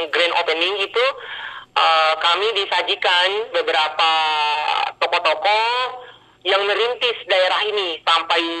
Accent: Kendari, Southeast Sulawesi, Indonesia; menikmati fasilitas teknologi, kemajuan teknologi di kota saya di kota Kendari di sekolah saya SMP 1

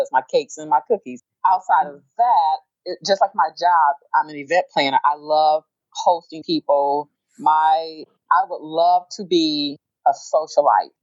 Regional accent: Detroit, Michigan, United States; I am from Detroit, Michigan

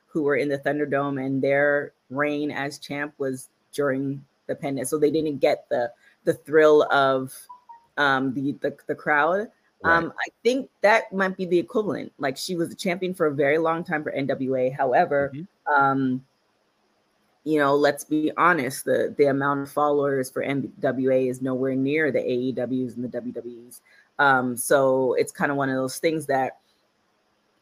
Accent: Canada; now in United States

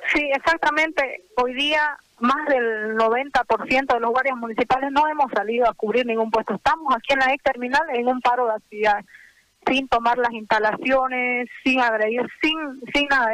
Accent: Santa Cruz, Bolivia; somos humanos, somos cruceños, somos bolivianos, trabajamos para acá

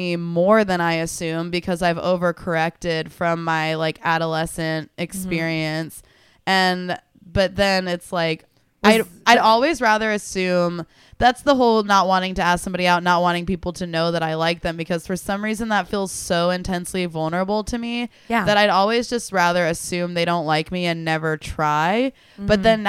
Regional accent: Tulsa, Oklahoma, United States; where I'm from Tulsa, and the town actually ended up having this big newspaper expose

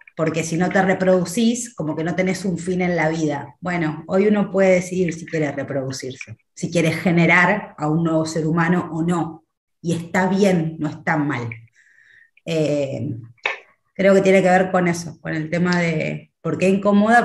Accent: Argentina; soy de Argentina. Vivo en la ciudad de Buenos Aires.

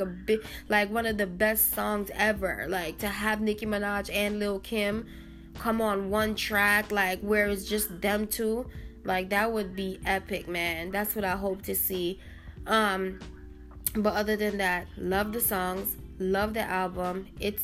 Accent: New York, United States; I'm an island girl. I'm from New York too

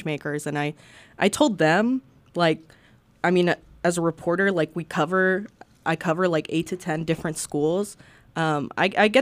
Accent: Arkansas, United States; also born or lived in Peru; I've only been back to Peru once because I came here like 2-3 years old. So like my entire life is Arkansas

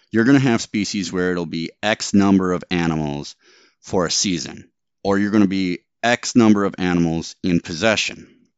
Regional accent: Wisconsin, United States; moved away; I grew up in Wisconsin

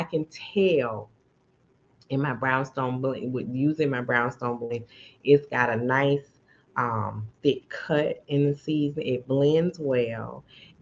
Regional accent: Chicago, Illinois, United States; now in Dallas, United States; I'm from Chicago

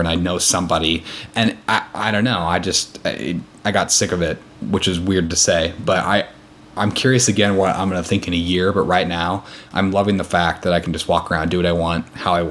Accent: Columbus, Nebraska, United States; moved away as an adult; now in Seattle, United States; growing up in Columbus

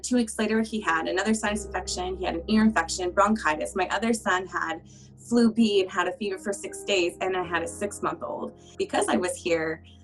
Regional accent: Utah, United States; I call Utah home. It's where I spent most of my years. I moved a little bit younger than that, but I'm from Utah.

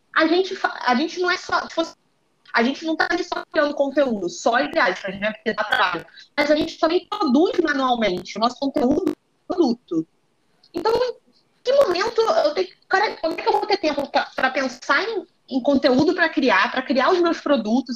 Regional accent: Rio de Janeiro, Brazil; eu pelo menos sou Zona Norte com muito orgulho

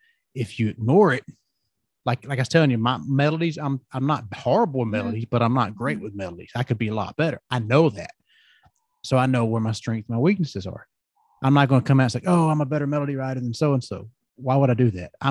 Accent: the South, United States; accent: Southern; growing up in the South, you know, everybody has that kind of Southern accent

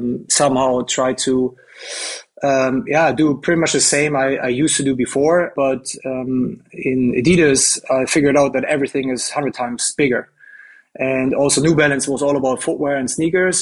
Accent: Germany; I grew up in Germany, a German boy playing football pretty much all my life

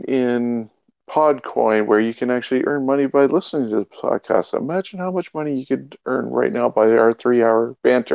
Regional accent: Canada; we are Canadian

